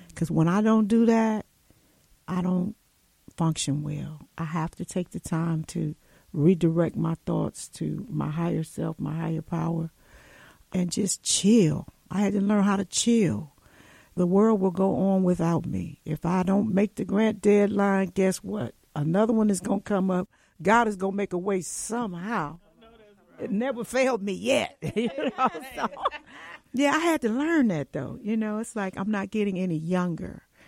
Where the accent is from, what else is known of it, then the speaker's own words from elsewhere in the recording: Cleveland, Ohio, United States; I grew up poor in Cleveland